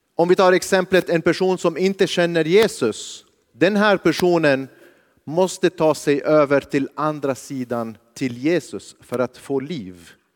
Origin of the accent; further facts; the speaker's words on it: Lebanon; now in Sweden; jag kommer från Libanon, jag växte upp under kriget.